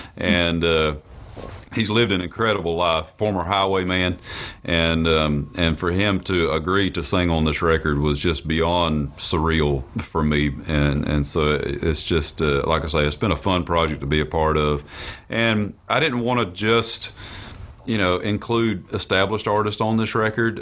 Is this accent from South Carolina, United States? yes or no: yes; rural South Carolina, United States; growing up in South Carolina, uh, in rural South Carolina